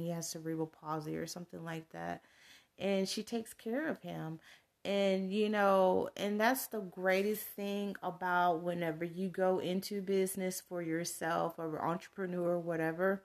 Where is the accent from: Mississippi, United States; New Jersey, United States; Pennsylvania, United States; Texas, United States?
Texas, United States; come from a very rural small, uh, Texas town